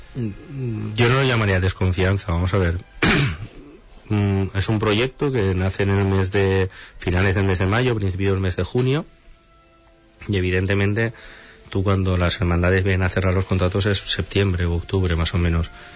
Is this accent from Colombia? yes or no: no; Valencia, Valencian Community, Spain; yo soy de Valencia